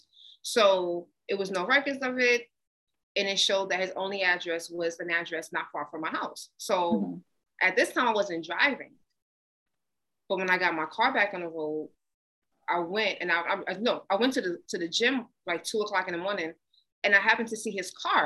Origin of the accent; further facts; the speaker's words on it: United States; I'm American